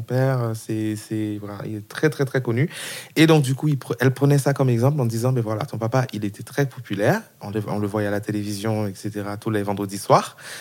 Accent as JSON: {"language": "French", "country": "Haiti", "moved": "yes", "lives_now": "France", "said": "Je viens d'Haïti, d'un pays euh, pauvre, famille bon aisée, on va dire, mais quand même c'était compliqué pour ma mère de nous faire venir en France"}